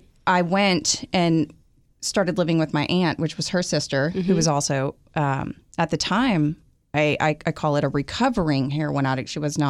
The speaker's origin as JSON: {"language": "English", "town": "Houston", "region": "Texas", "country": "United States", "tie": "born or raised there", "also_born_or_lived": "Green Bay, Wisconsin"}